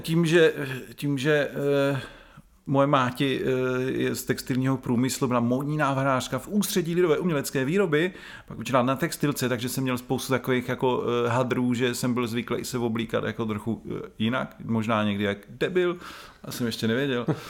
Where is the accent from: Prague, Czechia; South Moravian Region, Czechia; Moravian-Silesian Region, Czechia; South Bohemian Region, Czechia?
South Moravian Region, Czechia; Brno; Já jsem rodilej Brňák